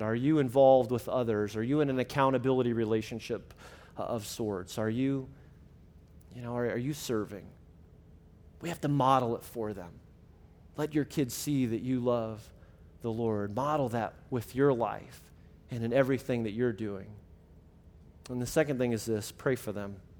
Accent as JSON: {"language": "English", "region": "Illinois", "country": "United States", "tie": "born or raised there", "said": "my middle school and high school ministry growing up in Illinois"}